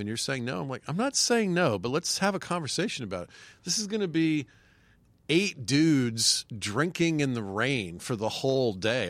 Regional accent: Marietta, Georgia, United States; moved away as an adult; now in New York, United States; I grew up in Marietta, Georgia.

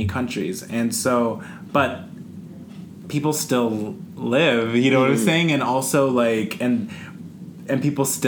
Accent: United States; growing up with white people, growing up in America

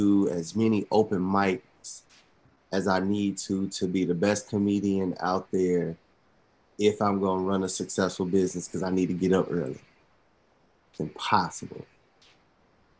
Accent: Atlanta, Georgia, United States; born and raised in Atlanta, College Park.

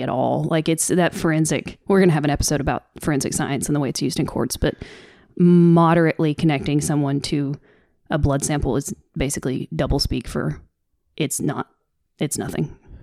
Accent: the South, United States; accent: Southern; my Southern accent tends to get stronger when I'm trying to f, go off the cuff and I'm upset

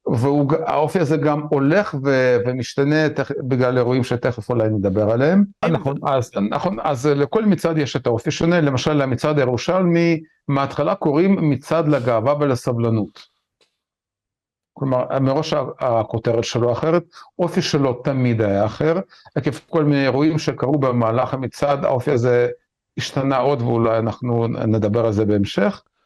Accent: Israel; כישראלים וכיהודים

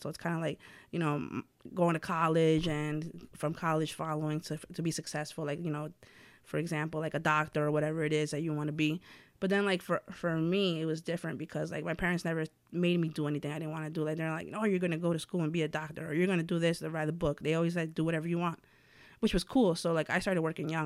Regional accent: White Plains, New York, United States; also born or lived in Puebla, Mexico; born there and then raised out here in White Plains

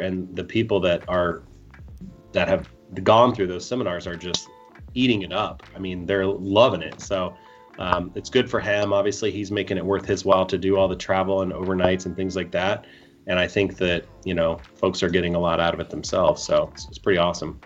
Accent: Columbus, United States; it's my hometown and growing up watching the Columbus Open

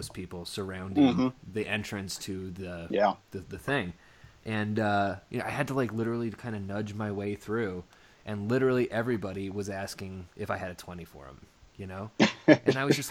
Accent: Oklahoma, United States; also born or lived in Portland; now in New Mexico, United States; I grew up in Oklahoma

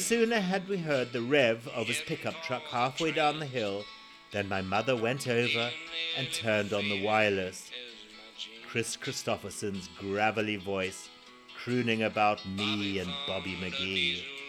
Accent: Zimbabwe; born or raised there

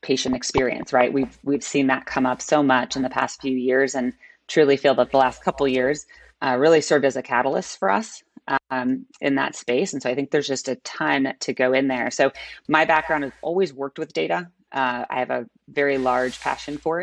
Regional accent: Chicago, Illinois, United States; So I'm a born and bred Chicagoan

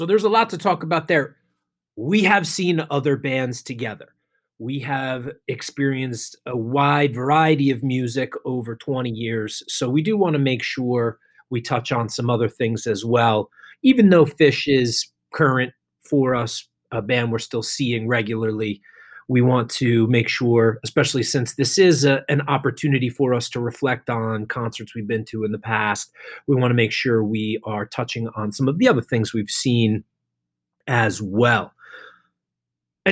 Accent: Holmdel, New Jersey, United States; It's now the PNC Bank Arts Center in Homedale, New Jersey. My hometown venue, grew up seeing shows there

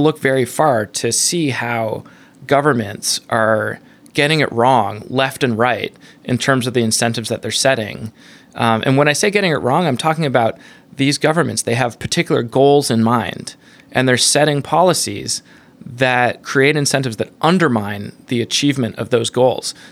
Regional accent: Canada; now in United States; I'm a Canadian, you know, environmentalist, Buddhist

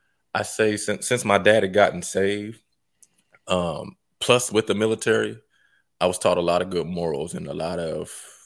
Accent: Ohio, United States; also born or lived in Fort Riley, Kansas / Germany; I say I'm from Ohio, but my dad was in the military.

